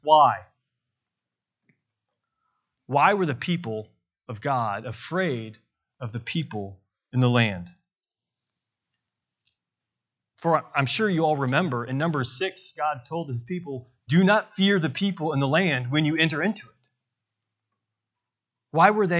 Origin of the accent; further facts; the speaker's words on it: Bentonville, Arkansas, United States; I'm from Bentonville, Arkansas